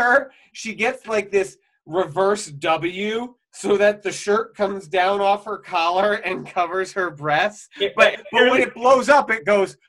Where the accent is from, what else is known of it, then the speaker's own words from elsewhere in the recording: United States; as an American